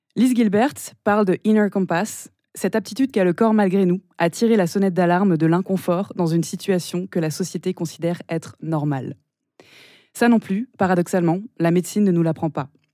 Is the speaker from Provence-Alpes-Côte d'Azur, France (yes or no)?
yes; Nice, Provence-Alpes-Côte d'Azur, France; moved away; also born or lived in Paris; on est toutes les deux niçoises